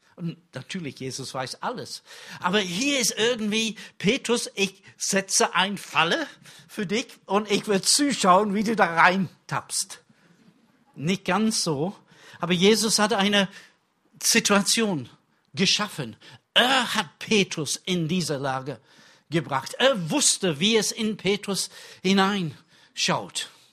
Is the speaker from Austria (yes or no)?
no; England, United Kingdom; German is a second language; now in Germany; für mich als Engländer